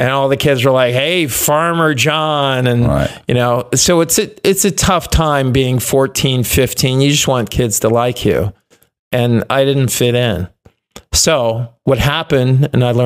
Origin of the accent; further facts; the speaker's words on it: Chicago, Illinois, United States; also born or lived in Bettendorf, Iowa; I grew up outside Chicago